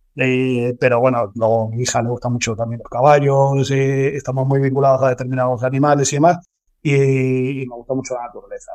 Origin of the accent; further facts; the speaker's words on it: Córdoba, Andalusia, Spain; moved away as an adult; now in Madrid, Spain; yo soy de Córdoba, yo soy cordobés, llevo mucho tiempo ah. viviendo en Madrid y demás, porque me vine aquí a estudiar